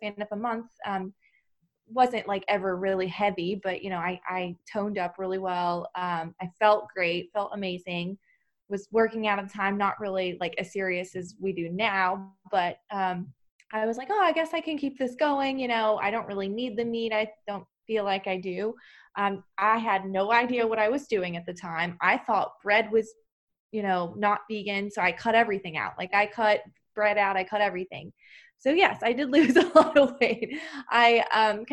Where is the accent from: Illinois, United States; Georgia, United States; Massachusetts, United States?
Georgia, United States; moved away as an adult; also born or lived in Baltimore; now in New Jersey, United States; I'm originally from Georgia myself